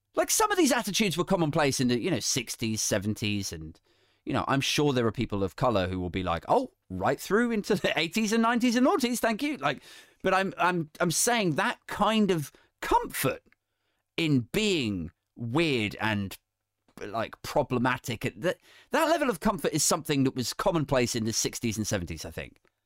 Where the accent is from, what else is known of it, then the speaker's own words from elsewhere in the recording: the Home Counties, South East England, United Kingdom; I'm a white guy from the home county